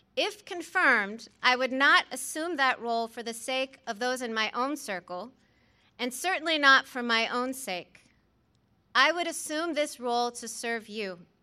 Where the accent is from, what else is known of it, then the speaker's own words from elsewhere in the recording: New Orleans, Louisiana, United States; moved away as an adult; also born or lived in Midwest; I have spent the bulk of my adulthood as a Midwesterner, but I grew up in their New Orleans home.